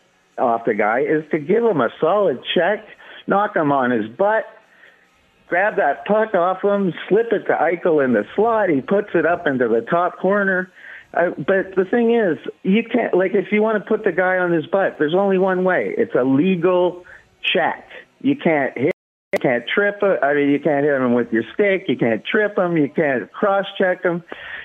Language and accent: English; Toronto, Ontario, Canada; moved away as an adult; now in Las Vegas, United States; I'm from Toronto, Canada originally